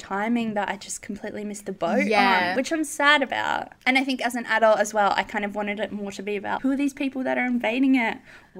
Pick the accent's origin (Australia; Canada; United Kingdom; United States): Australia; as an Australian, as, like, a female growing up in this time